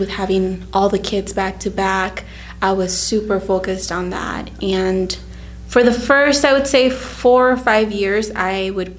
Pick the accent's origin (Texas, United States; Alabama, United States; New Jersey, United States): Texas, United States; moved away as an adult; also born or lived in Mexico; now in Indiana, United States; I'm from Texas. I was born in Mexico, and then we moved to the U.S. when I was 9 years old. So I was in Texas most of my life, and I moved here to Indiana 9 years ago almost.